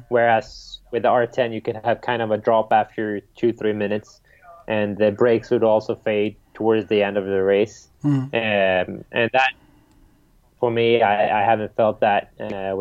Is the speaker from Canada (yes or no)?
no; Sweden; growing up in Sweden